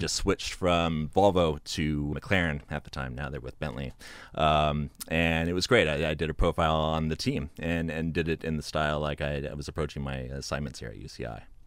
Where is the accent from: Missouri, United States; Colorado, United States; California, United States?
California, United States; Santa Cruz; I was born and raised in Santa Cruz, uh, about forty-five minutes north of Laguna Seca.